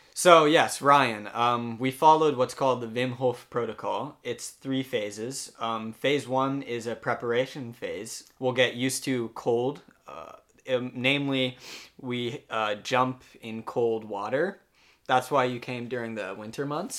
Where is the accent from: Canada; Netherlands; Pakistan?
Netherlands; Amsterdam, North Holland; moved away as an adult; also born or lived in United States; I'm from Amsterdam, the Netherlands